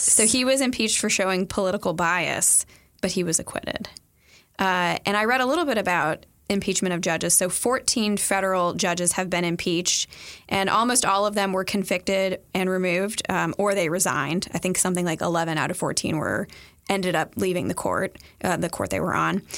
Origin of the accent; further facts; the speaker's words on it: Kentucky, United States; my home state